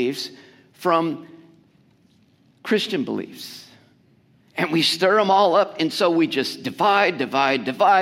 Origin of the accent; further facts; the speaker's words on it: United States; because we're Americans